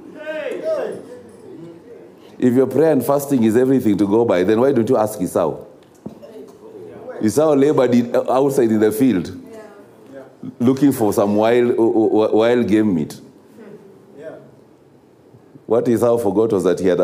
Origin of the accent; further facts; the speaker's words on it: Kenya; a country such as ours of Kenya